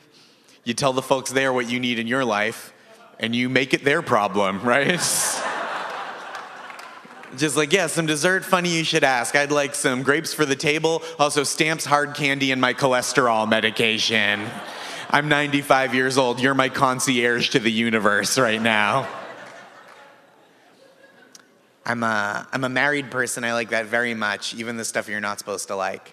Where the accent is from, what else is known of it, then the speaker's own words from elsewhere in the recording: Massachusetts, United States; moved away; I grew up in Massachusetts